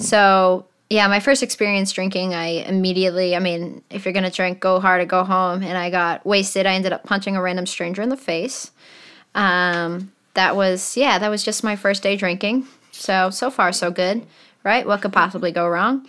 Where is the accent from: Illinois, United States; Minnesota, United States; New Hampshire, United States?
New Hampshire, United States; Manchester; So I grew up in Manchester, New Hampshire